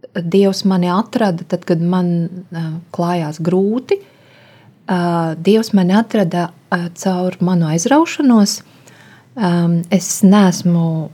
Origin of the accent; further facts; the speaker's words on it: Riga, Latvia; also born or lived in Suiti region, Kurzeme (summers with grandparents); esmu dzimusi Rīgā, bet um, mani vecvecāki nāk no kurzemes, no Suitu novada